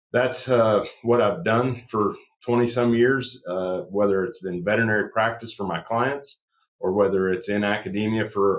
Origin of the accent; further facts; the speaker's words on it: Southwest Iowa, United States; I was raised in Southwest Iowa.